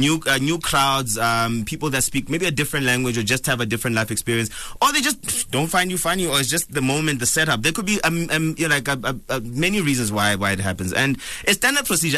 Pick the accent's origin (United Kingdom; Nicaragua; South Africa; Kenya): South Africa; Bloemfontein, Free State; also born or lived in Cape Town; now in Johannesburg, South Africa; I'm originally from Bloemfontein